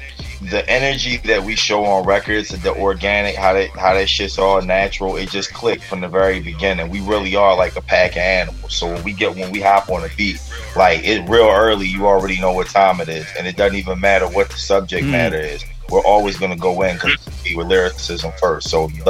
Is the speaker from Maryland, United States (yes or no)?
yes; Baltimore, Maryland, United States; Jamil lives in Baltimore. I'm from Baltimore.